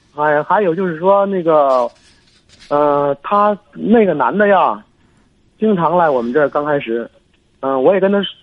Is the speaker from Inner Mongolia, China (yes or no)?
no; Hebei, China; 我是河北的。